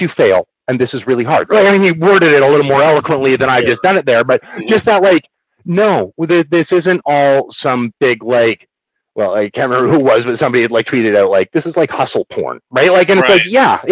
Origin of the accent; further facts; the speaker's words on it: Canada; I actually had to take French in class, because being Canadian, that's just one of the things we have to do.